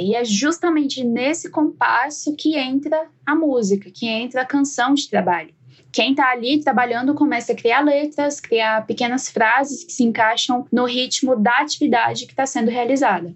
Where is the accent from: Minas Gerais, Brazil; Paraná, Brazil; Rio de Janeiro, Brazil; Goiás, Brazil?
Goiás, Brazil; Jataí; lá em Goiás, né, de onde eu venho